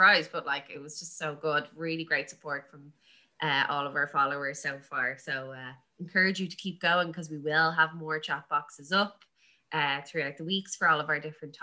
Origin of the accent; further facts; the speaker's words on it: Ireland; two Irish girls